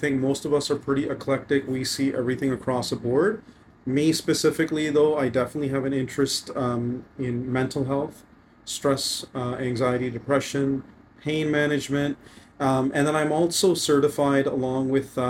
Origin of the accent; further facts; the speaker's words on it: Brantford, Ontario, Canada; I was born and raised in Brantford. It's my hometown